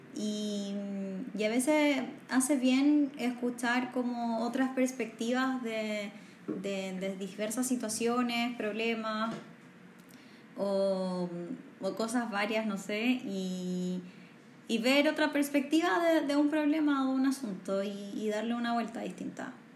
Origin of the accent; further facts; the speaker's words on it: northern Chile, Chile; moved away as an adult; now in Santiago, Chile; soy del norte de Chile, criada en el norte de Chile y ya llevo gran parte de, de mi adultez en Santiago